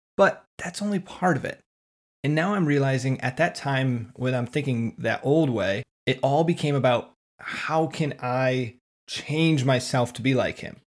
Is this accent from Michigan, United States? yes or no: yes; West Michigan, United States; growing up in West Michigan